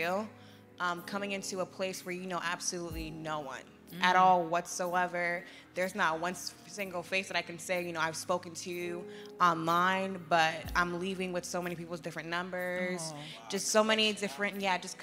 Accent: New Jersey, United States; moved away as an adult; now in Orlando, United States; I'm originally from New Jersey. I moved to Florida about 5-6 years ago, and I've been in Orlando ever since.

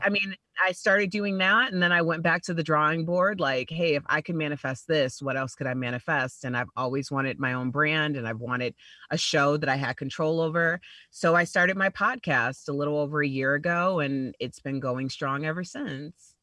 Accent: Chicago, Illinois, United States; I'm from Chicago, and I started my radio career in Chicago at the Heritage Station, which like you know every city has one. So you know you grow up listening to these guys for like 20 years

